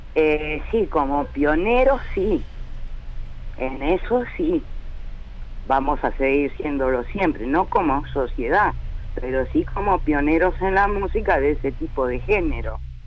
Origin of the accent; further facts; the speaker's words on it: Argentina; somos así los argentinos